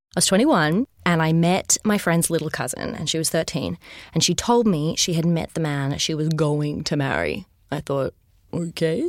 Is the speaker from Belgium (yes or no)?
no; Sydney, New South Wales, Australia; I grew up in Sydney.